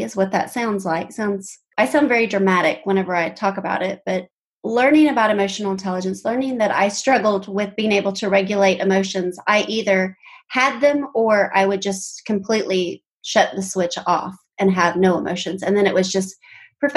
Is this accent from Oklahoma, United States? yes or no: yes; Tulsa, Oklahoma, United States; I grew up in Tulsa, Oklahoma